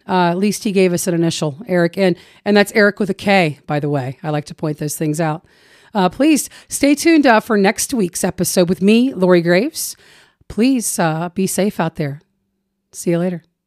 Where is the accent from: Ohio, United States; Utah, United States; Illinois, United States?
Ohio, United States; Chillicothe; my hometown, Chillicothe